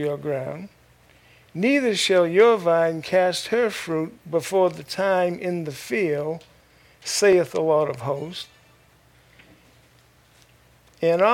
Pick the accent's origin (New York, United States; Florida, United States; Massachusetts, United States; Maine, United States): Maine, United States; moved away; Originally, I'm from Maine, and I was in Maine for quite a few years. I'm glad to be delivered from there.